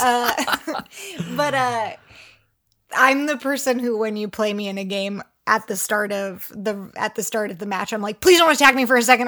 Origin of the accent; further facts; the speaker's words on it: Pennsylvania, United States; I am from Pennsylvania